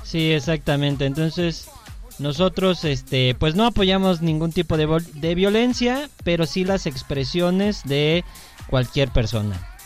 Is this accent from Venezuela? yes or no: no; Mexico; así somos los mexicanos